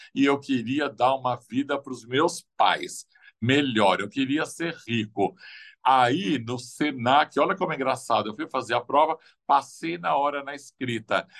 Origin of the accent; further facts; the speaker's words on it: São Paulo, Brazil; eu vim de Pirituba